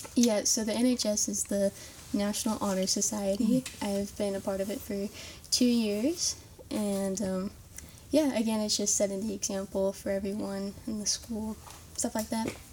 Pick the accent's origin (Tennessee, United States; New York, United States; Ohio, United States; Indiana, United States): Indiana, United States; Greensburg; I'm from Greensburg, Indiana, and I went to St. Mary's Greensburg Middle School and Elementary School